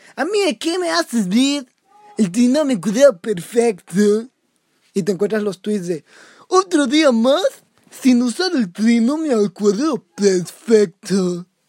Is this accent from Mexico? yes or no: yes; Mexico; soy el futuro de México